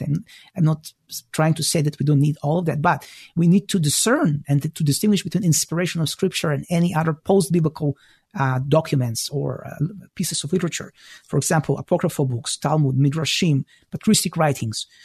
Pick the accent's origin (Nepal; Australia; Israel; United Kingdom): Israel; moved away as an adult; also born or lived in former Soviet Union / Toronto, Canada; now in Chicago, United States; I was born in the former Soviet Union, so I speak Russian. I grew up in Israel